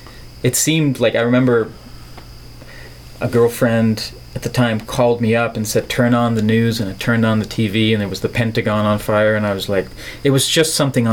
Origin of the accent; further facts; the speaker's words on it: Netherlands; English is a second language; I'm from the Netherlands, which is a little country in Europe, on the west coast of Europe, where they don't talk like this, necessarily.